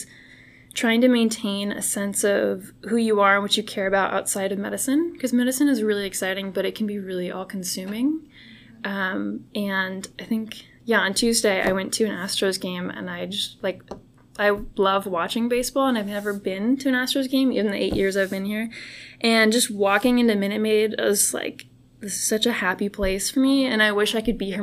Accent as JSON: {"language": "English", "area": "Bay Area", "region": "California", "country": "United States", "tie": "born or raised there", "moved": "as an adult", "lives_now": "Houston, United States", "said": "when I grew up in California"}